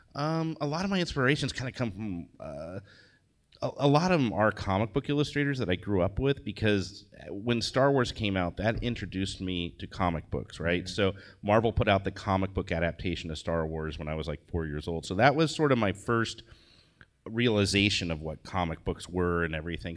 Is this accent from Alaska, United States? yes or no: no; Indianapolis, Indiana, United States; moved away; I'm from Indiana originally. I grew up in Indianapolis